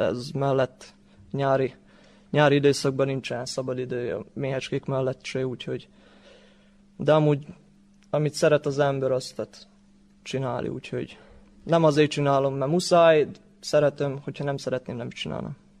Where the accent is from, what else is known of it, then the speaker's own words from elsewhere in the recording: Torda, Vojvodina, Serbia; én itt születtem